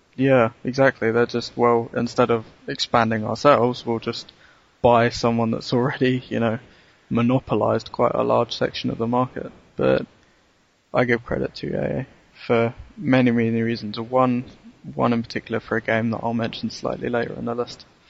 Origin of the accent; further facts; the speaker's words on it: London, United Kingdom; I remember from being a Londoner